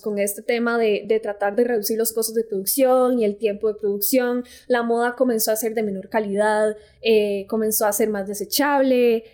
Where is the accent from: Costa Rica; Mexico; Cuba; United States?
Costa Rica; yo soy de Costa Rica